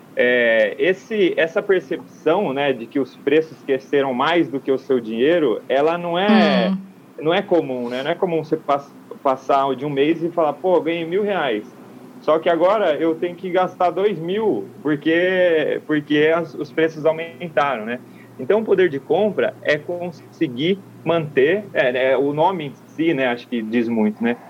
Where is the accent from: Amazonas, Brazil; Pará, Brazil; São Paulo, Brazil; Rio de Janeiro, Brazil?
São Paulo, Brazil; São Carlos; moved away; São Carlos, minha terra natal